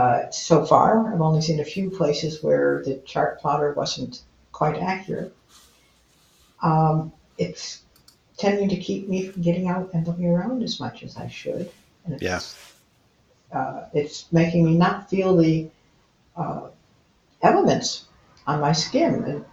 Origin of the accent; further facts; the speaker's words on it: Detroit, Michigan, United States; born there; Well, I was born in Detroit, Michigan